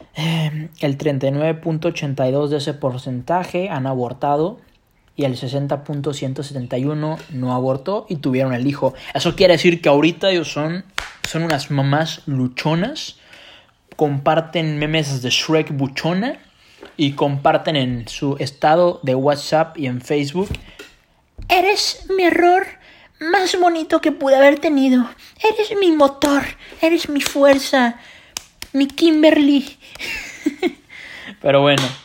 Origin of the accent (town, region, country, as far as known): Mexico